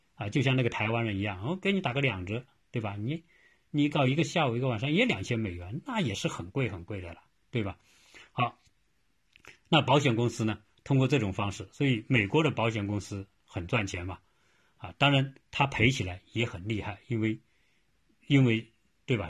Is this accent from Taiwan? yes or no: no; China; 我们中国人一般都是认为这样